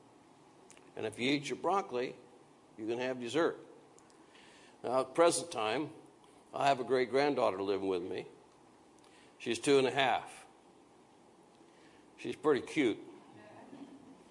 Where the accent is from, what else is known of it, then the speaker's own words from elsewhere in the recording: Iowa, United States; where I grew up in Iowa was a lot of those limestone gravel roads